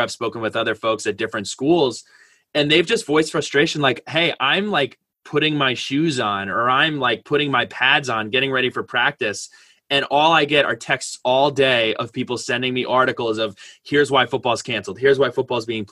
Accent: Westwood, New Jersey, United States; I come from Westwood, New Jersey

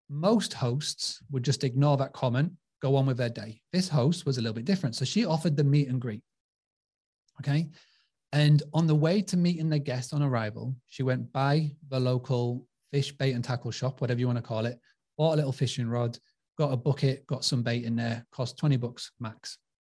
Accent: United Kingdom; accent: British; my British accent

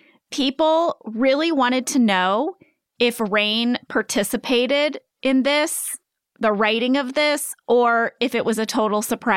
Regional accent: Pennsylvania, United States; I was born and raised in Northeast Pennsylvania.

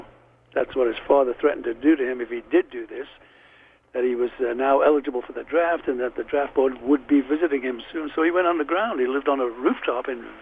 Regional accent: Liverpool, North West England, United Kingdom; accent: Liverpool; moved away; also born or lived in London; I was a kid from Liverpool, but still had the Liverpool accent

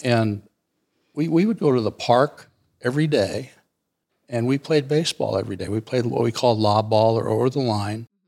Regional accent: Alameda, California, United States; born or raised there; also born or lived in Wenatchee, Washington

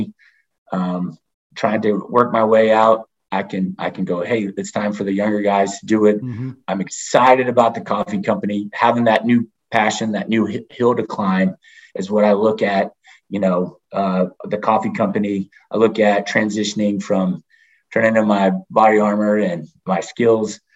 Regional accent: Charleston, South Carolina, United States; moved away; also born or lived in San Diego, California / Coronado, California; I grew up in Charleston, South Carolina

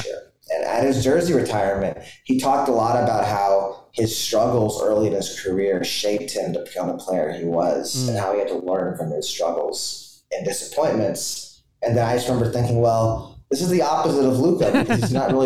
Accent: Dallas, Texas, United States; I'm from Dallas

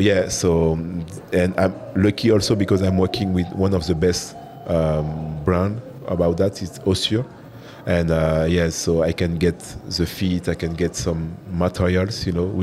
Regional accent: French Guiana; English is a second language; moved away as an adult; also born or lived in Paris, France / Strasbourg, France; now in Dubai, United Arab Emirates; I'm French. Yeah, exactly. At the beginning, because I'm from South America, French Guiana. It's a little part of France, but in South America.

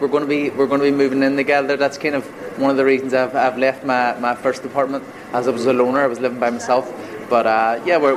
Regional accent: Ireland; moved away as an adult; now in London, United Kingdom; I'm from Ireland. I have a house in Ireland, but I'm here living in London

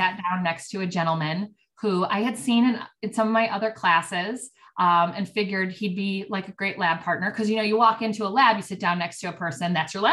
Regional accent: Oak Park, Illinois, United States; also born or lived in Champaign, Illinois; I was kind of born and raised in Oak Park. So I grew up in Oak Park

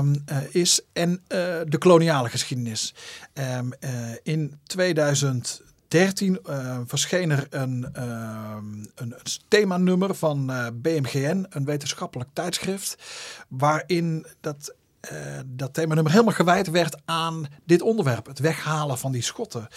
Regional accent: Zundert, North Brabant, Netherlands; Ik kom uit Zundert, dat ligt tussen Breda en Antwerpen.

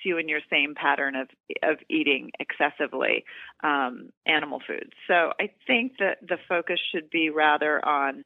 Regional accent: Doraville, Georgia, United States; moved away; I'm from Georgia. I'm from Doraville, Georgia. I was just home for the holidays.

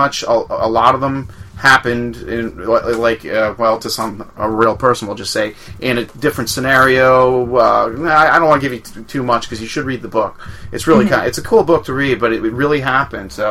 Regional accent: Long Island, New York, United States; I grew up on Long Island

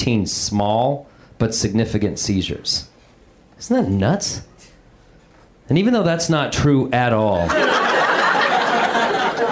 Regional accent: Denver, Colorado, United States; I'm from Denver

